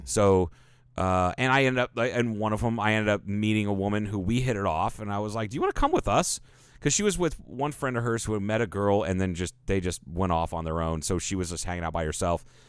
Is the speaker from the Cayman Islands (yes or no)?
yes; Cayman Islands; now in Kingman, United States; I'm from Cayman.